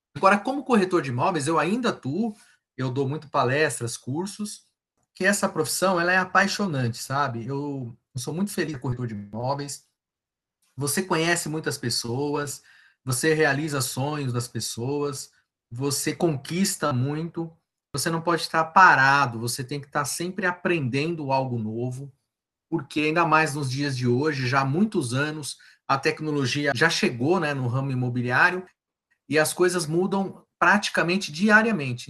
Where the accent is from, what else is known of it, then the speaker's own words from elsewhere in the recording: ABC region, São Paulo, Brazil; sou do ABC